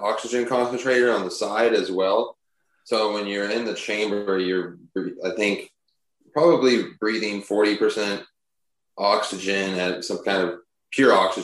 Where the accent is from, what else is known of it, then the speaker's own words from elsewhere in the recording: Dallas, Texas, United States; moved away as an adult; also born or lived in New York; I'm born and raised in Dallas